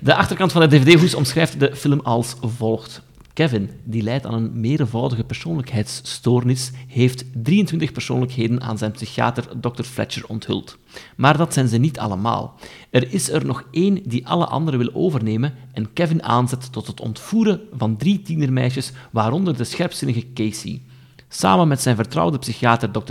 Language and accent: Dutch; Aalst, Flanders, Belgium; ik ben dus van Aalst